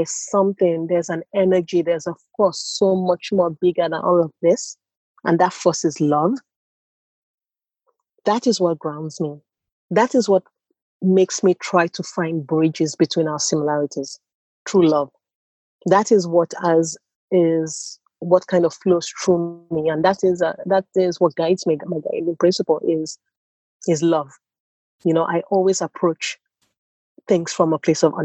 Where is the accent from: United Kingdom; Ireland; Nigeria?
Nigeria; accent: Nigerian; moved away as an adult; also born or lived in United States; now in Stockholm, Sweden; my accent is very Nigerian, and I grew up in Nigeria.